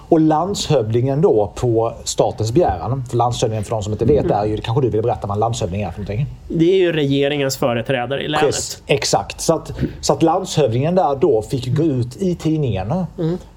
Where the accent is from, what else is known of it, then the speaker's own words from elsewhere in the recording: Malmö, Skåne, Sweden; Jag kom ju från Malmö, som redan Malmö då var ju inte så roligt.